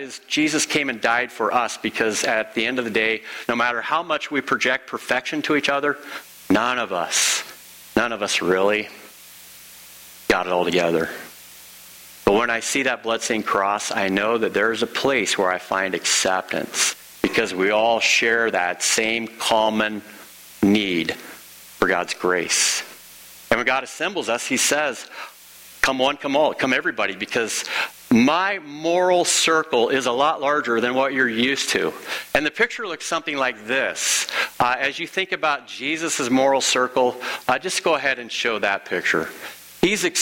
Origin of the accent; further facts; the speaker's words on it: Illinois, United States; In the case of being from Illinois, I'm an Illinoisan